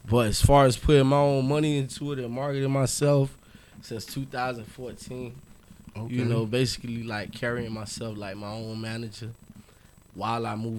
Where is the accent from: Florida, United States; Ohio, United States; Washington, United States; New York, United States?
Florida, United States; Miami; also born or lived in Allapattah, Miami / Lake Worth, Florida / Coconut Grove, Miami; I was born in Miami. I done lived everywhere from Miami to Palm Beach County